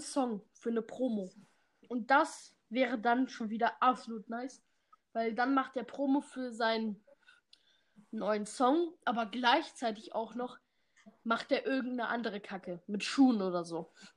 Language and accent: German; Germany; also born or lived in Bad Harzburg, Lower Saxony; Wir sind Deutsche